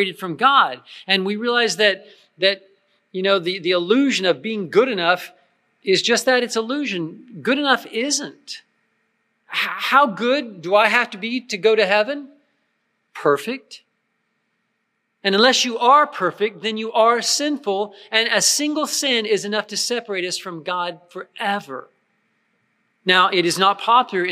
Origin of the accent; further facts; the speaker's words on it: United States; I'm an American, I'm a Christian.